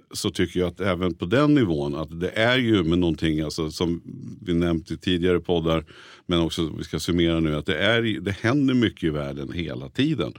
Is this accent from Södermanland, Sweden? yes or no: yes; Nyköping, Södermanland, Sweden; moved away as an adult; now in Stockholm, Sweden; jag är född och uppväxt i Nyköping, har varit hela mitt liv i princip.